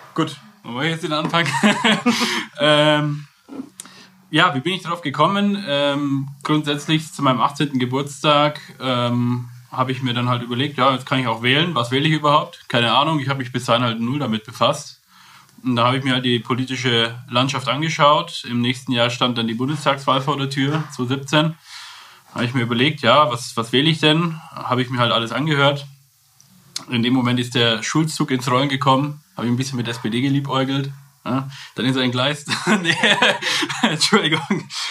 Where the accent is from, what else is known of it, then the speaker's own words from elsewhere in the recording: Kolbermoor, Bavaria, Germany; also born or lived in Rosenheim; gebürtiger Rosenheimer, aufgewachsen in Kolbermoor, bin jetzt aber auch wieder in Rosenheim wohnhaft.